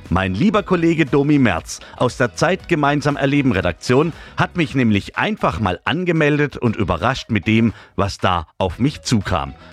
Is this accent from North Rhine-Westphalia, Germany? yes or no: no; Baden-Württemberg, Germany; also erstmal komme ich ja aus der Region und für mich gab es da nie was.